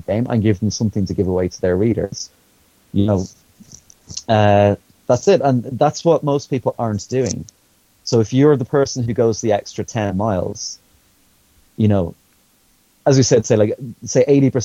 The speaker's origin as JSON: {"language": "English", "country": "Ireland", "said": "being an Irish person working in the industry"}